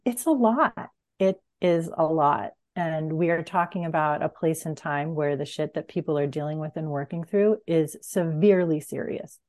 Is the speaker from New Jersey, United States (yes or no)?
no; Huntington, New York, United States; now in Fairfax, United States; I grew up on Long Island